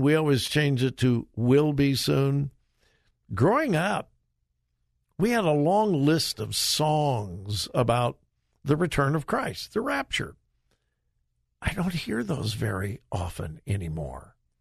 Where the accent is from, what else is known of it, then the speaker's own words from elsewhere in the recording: Southern California, United States; when I was growing up in Southern California